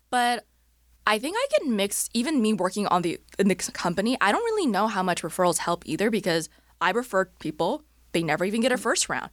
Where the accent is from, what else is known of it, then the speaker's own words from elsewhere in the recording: Orange County, California, United States; moved away as an adult; also born or lived in Bay Area; now in Los Angeles, United States; I was born and raised in Orange County, so not too far from here